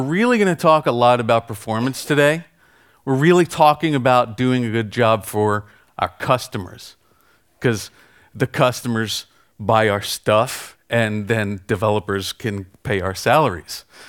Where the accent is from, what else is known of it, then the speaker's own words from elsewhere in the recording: United States; I'm American